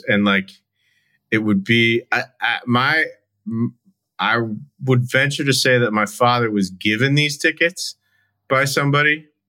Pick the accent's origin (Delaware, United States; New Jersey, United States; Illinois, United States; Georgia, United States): Illinois, United States; Chicago; now in Los Angeles, United States; I am actor, writer, producer in Los Angeles, California, but born and raised in Chicago.